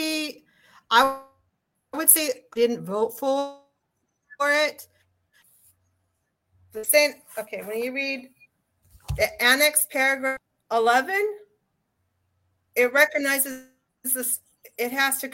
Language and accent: English; Southern Alberta, Canada; I come from the Southern Alberta community where we're referred to as Northern Utah